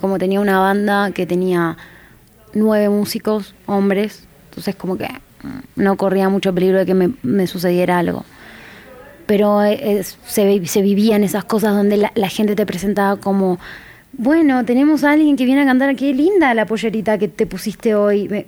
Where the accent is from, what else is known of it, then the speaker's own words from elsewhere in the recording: Jujuy, Argentina; also born or lived in Tucumán, Argentina; now in Buenos Aires, Argentina; yo ya venía de Jujuy, que es la provincia más al norte donde yo nací, a Tucumán